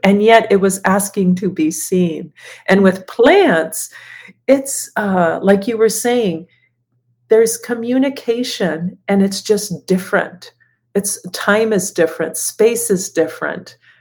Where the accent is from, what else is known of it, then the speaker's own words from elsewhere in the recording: Guatemala; growing up in Guatemala